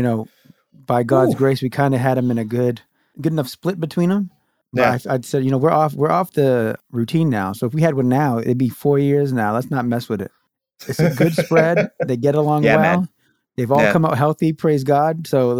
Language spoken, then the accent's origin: English; Brockton, Massachusetts, United States; So I was born to that family. We grew up in Brockton, Massachusetts, which is a, you know, small, kind of densely populated urban area.